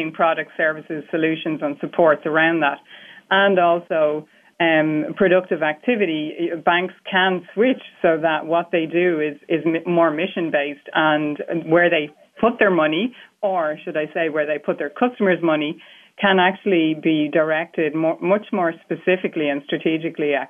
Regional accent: Ireland; as an Irish person

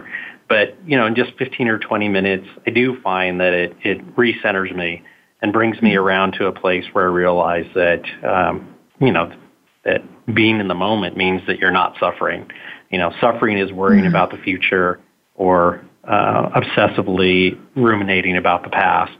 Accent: Kansas City, Missouri, United States; moved away; my hometown of Kansas City

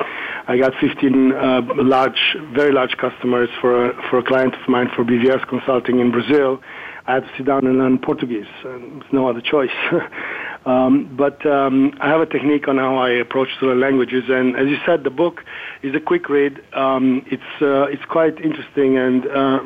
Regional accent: Germany; first language German; English is a second language; moved away as an adult; now in Miami, United States; With my family, from my mom and dad, I learned English and Italian. And German, of course, was my native language

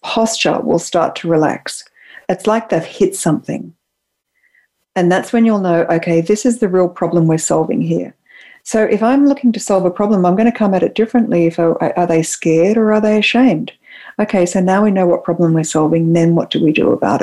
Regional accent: Australia; moved away as an adult; now in San Francisco, United States; as an Australian, I live in San Francisco and I've been here for about 8 years

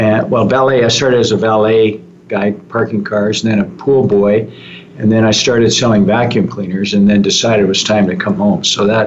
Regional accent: Canada; also born or lived in Texas, United States; My father got hired by Shell he graduated from McGill as a geologist, got hired by Shell. I was born in Texas. We moved to Canada when I was about 5 and a half.

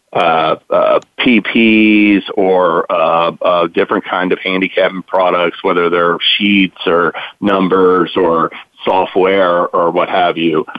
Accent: Lexington, Kentucky, United States; also born or lived in Wilmington, Delaware; I grew up in Lexington, Kentucky

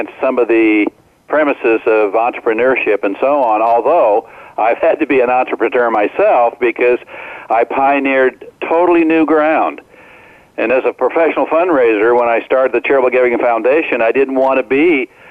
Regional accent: Omaha, Nebraska, United States; when I grew up in Omaha, Nebraska, as a senior in high school, I was only 17

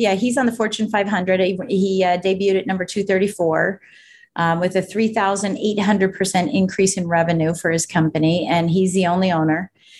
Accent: Colorado, United States; born there; So I was born in Colorado. My dad's from Colorado. My mom's from Michigan.

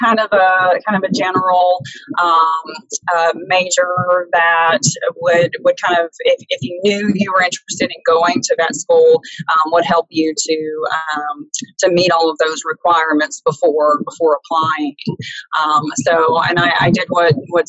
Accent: Poplarville, Mississippi, United States; moved away as an adult; also born or lived in Missouri / Texas; I am from a really small town in southern Mississippi called Poplarville

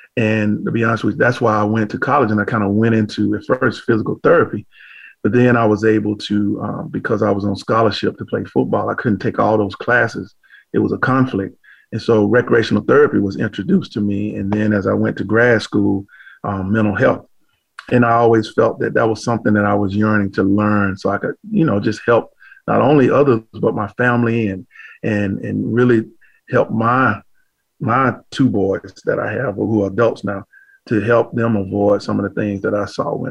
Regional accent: Macon, Georgia, United States; I grew up in Macon, Georgia

